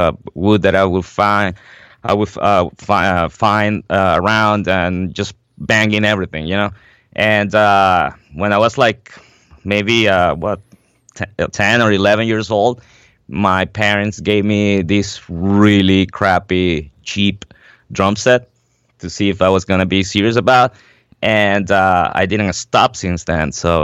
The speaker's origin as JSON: {"language": "English", "country": "Venezuela", "moved": "yes", "lives_now": "New York City, United States", "said": "So I am originally from Venezuela in South America. I moved up to New York City for good about 9 years ago."}